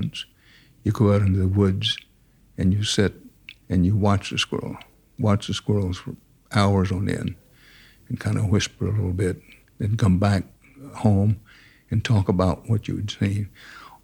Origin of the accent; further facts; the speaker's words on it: Houston, Texas, United States; also born or lived in Wharton, Texas; we moved to the very edge of Houston, a place called the Houston Annex, Heights Annex, which what at that time was literally, we lived on the next to last street in the city limits in Houston